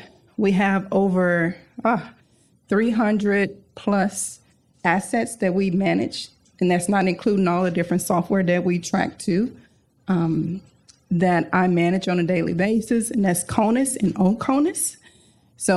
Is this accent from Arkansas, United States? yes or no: yes; Arkansas, United States; moved away; I'm actually from Arkansas